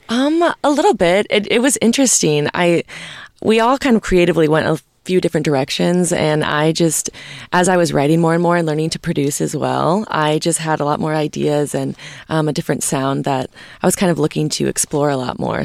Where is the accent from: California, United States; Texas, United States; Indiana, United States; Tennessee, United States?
Tennessee, United States; Nashville; I come from Nashville, Tennessee